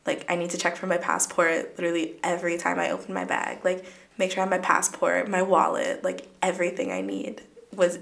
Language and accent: English; Stamford, Connecticut, United States; I'm from Stamford, Connecticut, and I go to UConn Stamford